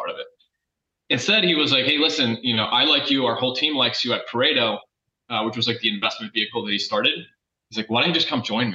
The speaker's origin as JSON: {"language": "English", "region": "Michigan", "country": "United States", "tie": "born or raised there", "also_born_or_lived": "Philadelphia", "moved": "as an adult", "said": "I grew up in Michigan"}